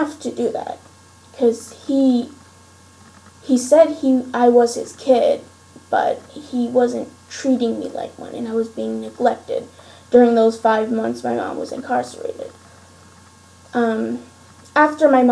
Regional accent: Steelton, Pennsylvania, United States; I was raised in Steelton, Pennsylvania, with my stepfather and his stepkids

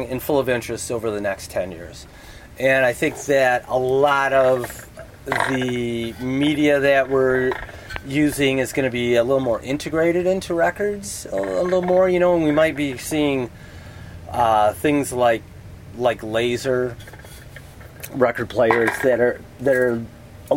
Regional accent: Michigan, Ohio, Midwest, United States; also born or lived in Toledo, Ohio; I grew up in Michigan, in Ohio

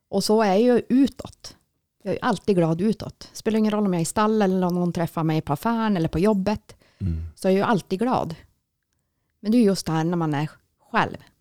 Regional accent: Jokkmokk, Norrbotten County, Sweden; now in Piteå, Sweden; jag är ju född och uppvuxen i Jokkmokk

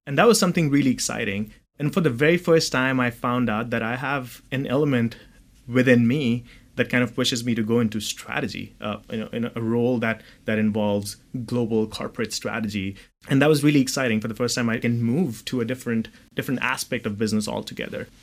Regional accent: New Delhi, Delhi, India; moved away as an adult; also born or lived in Dubai, United Arab Emirates; now in California, United States; So I was born in New Delhi, uh, in India, and I moved out of uh, out of India at the age of 18.

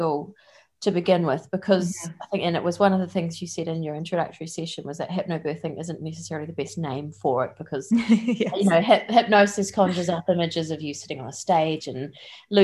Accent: New Zealand; moved away as an adult; also born or lived in London; now in Essex, United Kingdom; as you can probably pick up from my accent, I'm from New Zealand, but I've been living in the UK for 5 years now

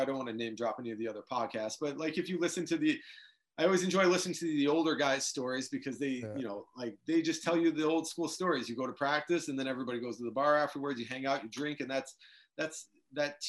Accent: Detroit, Michigan, United States; Growing up in the Detroit area

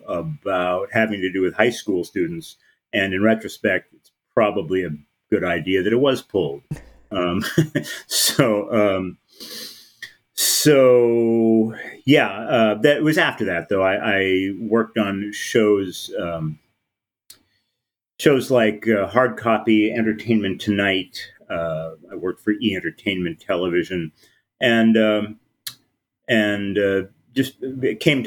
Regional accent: Los Angeles, California, United States; I moved back home to my hometown of Los Angeles

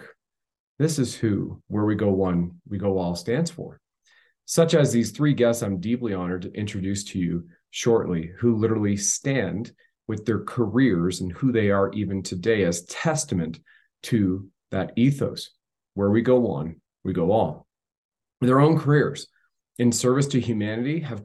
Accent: Canada; I'm just your everyday Canadian.

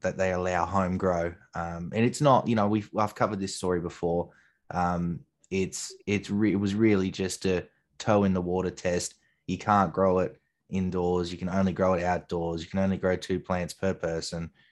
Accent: New South Wales, Australia; ACT is a tiny little town in the middle of my home state

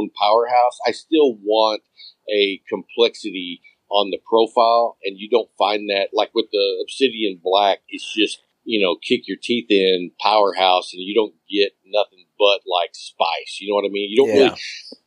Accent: Lubbock, Texas, United States; I grew up in Lubbock

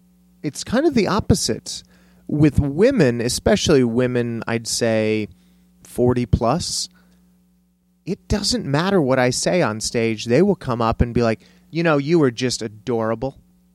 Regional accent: Cleveland, Ohio, United States; born there; also born or lived in El Paso, United States; I was born in Cleveland, Ohio.

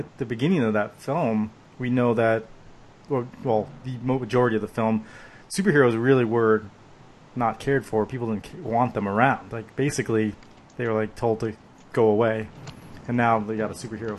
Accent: United States; I'm American

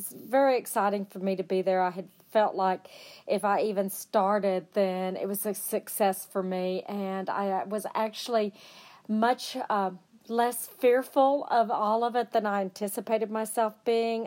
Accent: Amarillo, Texas, United States; I'm from Amarillo, Texas

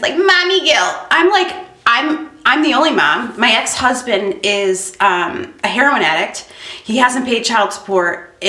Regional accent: Orland Park, Illinois, United States; also born or lived in Worth, Illinois / Midlothian, Illinois; I grew up in Orland and then, okay, I moved to Worth.

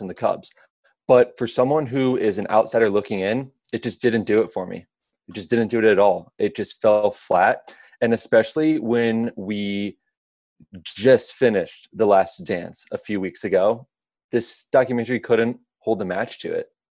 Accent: Midwest, United States; growing up in the Midwest

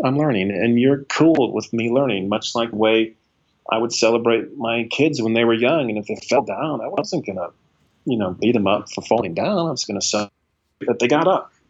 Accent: United States; as an American, as a man, as a white man

